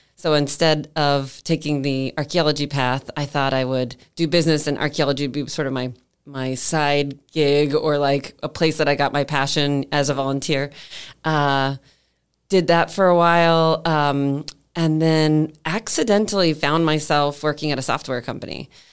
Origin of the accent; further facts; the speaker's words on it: Clearwater, Florida, United States; moved away as an adult; also born or lived in Seattle; I grew up in Clearwater, Clearwater High, all the way, went to University of Florida